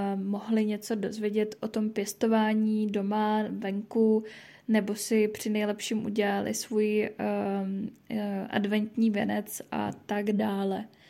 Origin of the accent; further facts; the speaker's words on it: Pardubice, Pardubice Region, Czechia; jsem z Pardubic